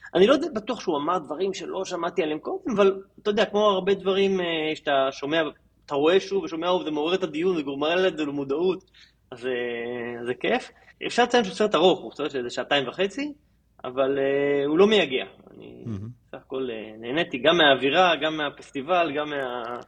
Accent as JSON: {"language": "Hebrew", "country": "Israel", "said": "לנו כישראלים"}